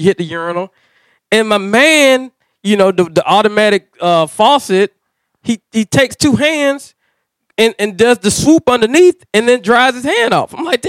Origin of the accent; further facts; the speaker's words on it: Augusta, Georgia, United States; I'm from Augusta